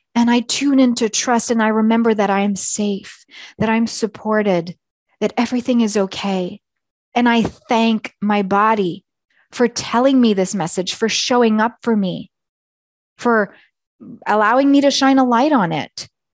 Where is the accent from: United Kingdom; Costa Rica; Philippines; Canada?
Canada; Eastern Canada; moved away as an adult; also born or lived in Nepal; now in Alberta, Canada; my home is in Eastern Canada or where I grew up